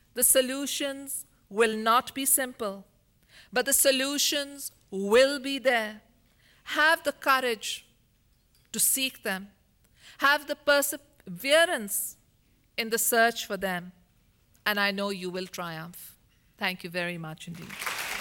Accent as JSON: {"language": "English", "country": "Pakistan", "tie": "born or raised there", "also_born_or_lived": "United States / England", "moved": "as an adult", "said": "mine is not the simple life I dreamed of growing up in Pakistan"}